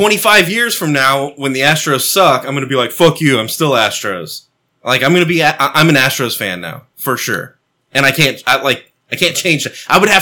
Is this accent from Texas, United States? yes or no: yes; Texas, United States; I'm from Texas